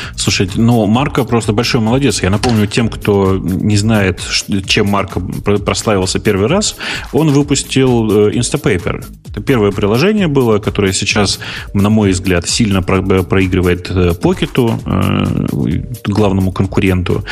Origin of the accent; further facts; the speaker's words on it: Urals, Russia; я вообще с Урала, нас быстро все говорят